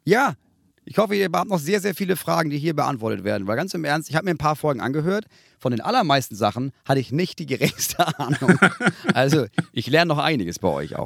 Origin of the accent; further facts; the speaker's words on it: Northern Germany, Germany; ich bin aufgewachsen in der Nähe vom Strand